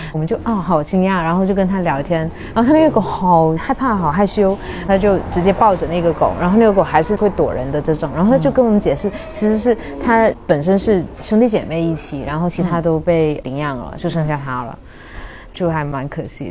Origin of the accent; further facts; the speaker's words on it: Guangdong, China; moved away; also born or lived in Shanghai; 因为我是广东人嘛